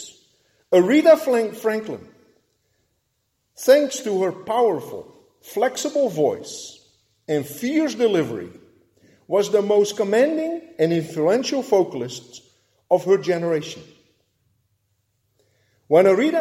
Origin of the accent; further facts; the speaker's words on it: Netherlands; moved away; Growing up in Holland